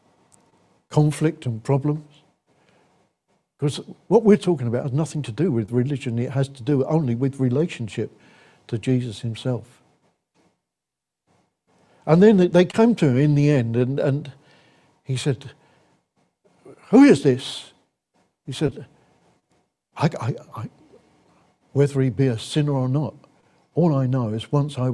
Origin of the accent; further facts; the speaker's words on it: England, United Kingdom; we're English, culturally, we take our pleasures seriously